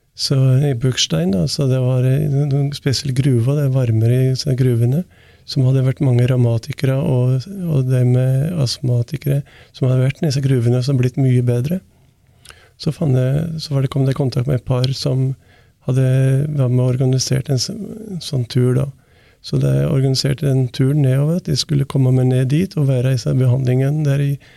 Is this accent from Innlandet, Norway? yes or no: yes; Valdres, Innlandet, Norway; det er liksom Heimplassen min jeg er fra Valdres